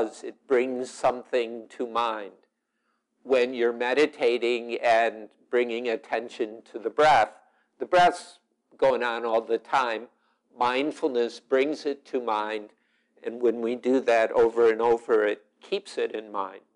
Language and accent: English; Chicago, Illinois, United States; now in Wisconsin, United States; I'm from Chicago, and we've got Rahm Emanuel, though I live in Wisconsin